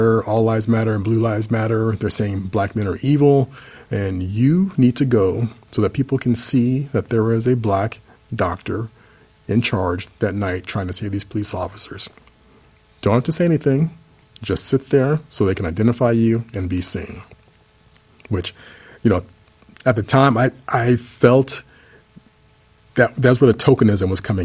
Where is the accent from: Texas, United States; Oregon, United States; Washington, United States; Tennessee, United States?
Texas, United States; Dallas; my hometown